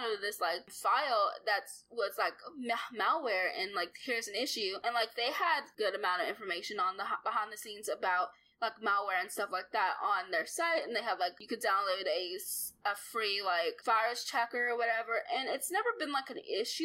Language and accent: English; Arkansas, United States; I'm from Arkansas and I live in Arkansas